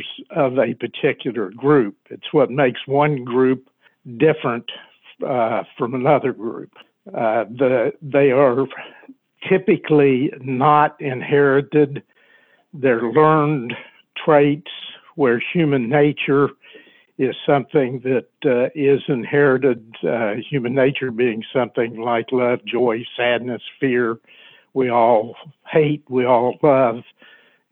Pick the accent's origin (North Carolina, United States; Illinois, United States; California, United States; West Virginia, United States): West Virginia, United States; now in Washington, D.C., United States; Can't you listen to the way I talk and know that I'm a West Virginian? My family lives right down the road from where we're at.